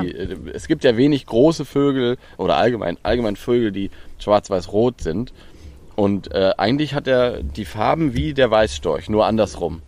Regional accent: Lower Saxony, Germany; Ich komme aus Niedersachsen, aber Niedersachsen hat eine lange Küste und sehr viel Watt

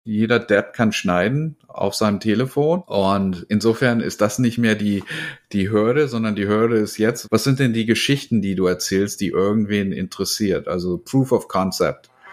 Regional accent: Germany; accent: German; now in United States; ich komme aus Deutschland. Ich habe aber mittlerweile schon mehr Jahre in Amerika verbracht als in Deutschland, obwohl ich halt noch einen ziemlich starken deutschen Akzent habe

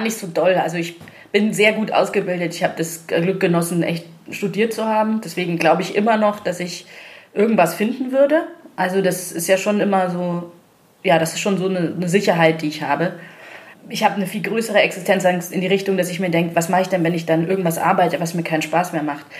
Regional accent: Munich, Bavaria, Germany; hier bin ich halt geboren und ich bin gerne hier und ich genieße die Vorzüge an München auf jeden Fall

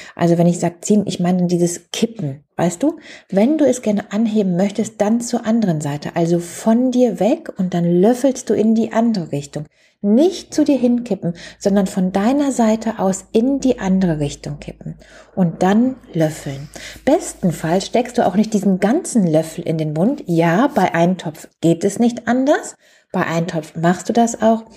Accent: Germany; Bei uns in Deutschland

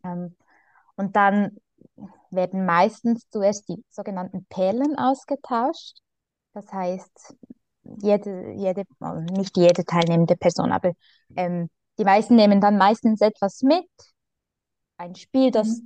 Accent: Switzerland; bei uns in der Schweiz

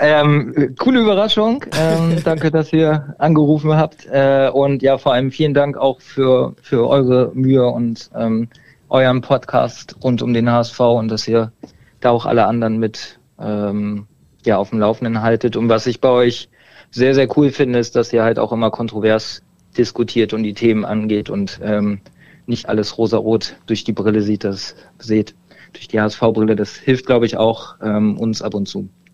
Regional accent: Berlin, Germany; Ich komme mehr aus Berlin, ähm, konnte da aber mit den Vereinen nichts anfangen, weil ich in Berlin selber immer gespielt habe

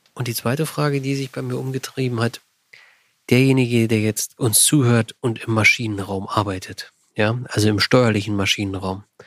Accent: Berlin surroundings, Brandenburg, Germany; ich komme ja aus dem Berliner Umland

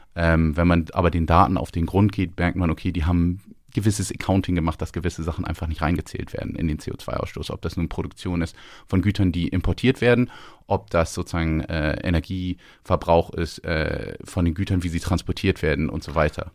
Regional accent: Northern Germany, Germany; moved away as an adult; also born or lived in London; now in Scotland, United Kingdom; Als Norddeutscher in der Schweiz

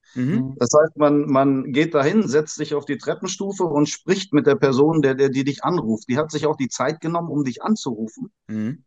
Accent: Indonesia; moved away; ich bin ja in Indonesien aufgewachsen

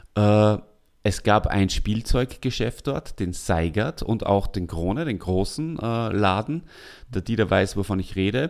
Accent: Salzburg, Austria; moved away; wir beide als Salzburger

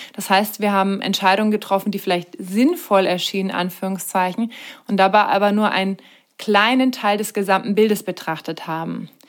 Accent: Germany; bei uns in Deutschland

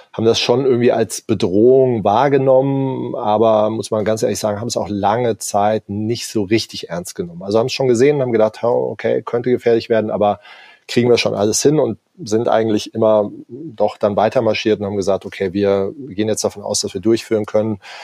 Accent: Darmstadt, Hesse, Germany; moved away as an adult; also born or lived in Hamburg; now in Allgäu, Germany; bin ursprünglich aus Darmstadt

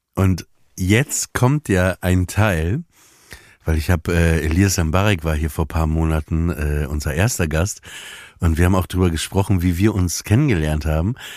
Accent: Papenburg, Lower Saxony, Germany; Wie Papenburg, wo ich herkomme

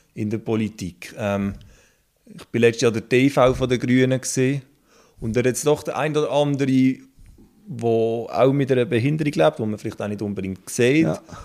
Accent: Basel-Landschaft, Switzerland; ich komme aus dem Baselbiet

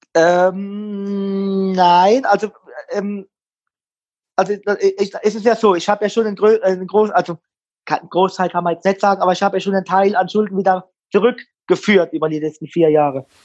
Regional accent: Mannheim, Baden-Württemberg, Germany; Ich bin ja ein gebürtiger Mannheimer

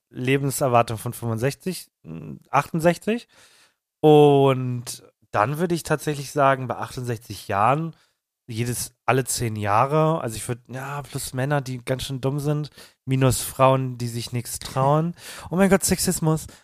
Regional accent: Germany; bei uns in Deutschland

